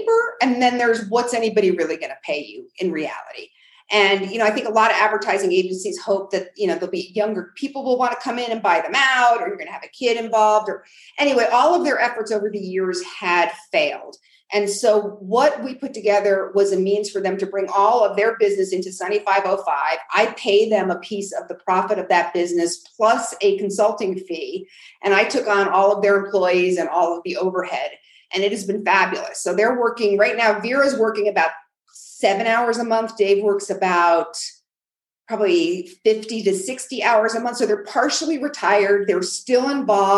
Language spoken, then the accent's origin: English; New York, United States; now in New Mexico, United States; I'm from New York